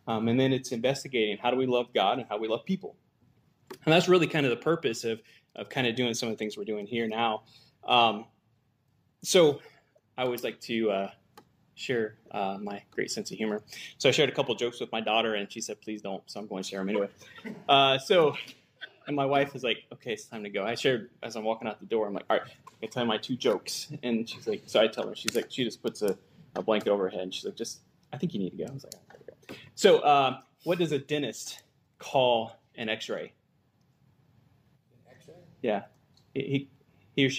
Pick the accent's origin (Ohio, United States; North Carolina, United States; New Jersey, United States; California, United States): Ohio, United States; Gallipolis; I'm from Galpolis, Ohio, which is a little podunk town in the middle of nowhere in southeastern Ohio. So I grew up living on a farm most of my life.